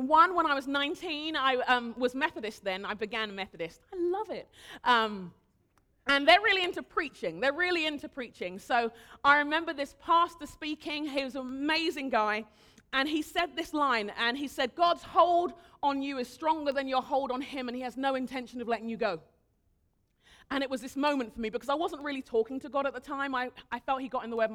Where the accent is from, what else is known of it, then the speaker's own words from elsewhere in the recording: United Kingdom; moved away; also born or lived in Nigeria; I'm a Brit, live here now